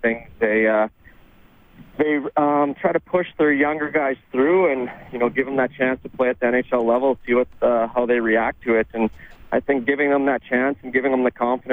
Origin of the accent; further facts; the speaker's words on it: Saskatchewan, Canada; moved away; also born or lived in Minnesota; I grew up in Saskatchewan